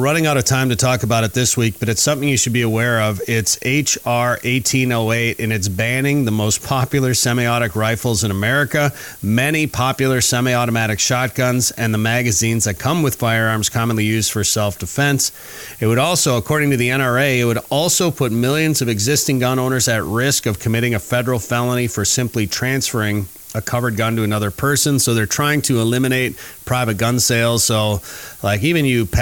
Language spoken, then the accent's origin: English; Minnesota, United States; also born or lived in North Dakota; as a Minnesotan